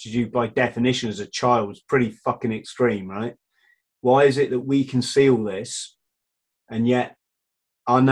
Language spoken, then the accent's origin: English; Cornwall, South West England, United Kingdom; the village I grew up in Cornwall